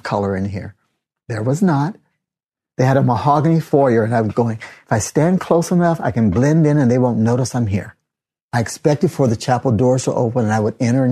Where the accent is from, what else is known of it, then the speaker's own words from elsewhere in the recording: Kansas City, Missouri, United States; I was born in Kansas City, Missouri